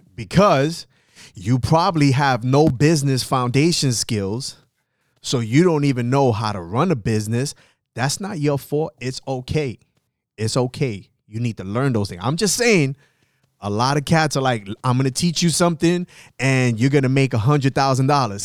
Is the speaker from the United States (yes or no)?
yes; New York City, New York, United States; I'm from the South Bronx